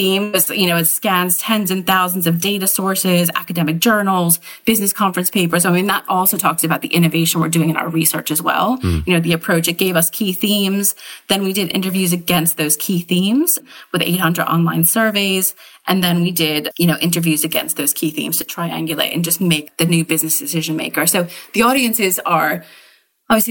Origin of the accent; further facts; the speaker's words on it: United Kingdom; as British citizens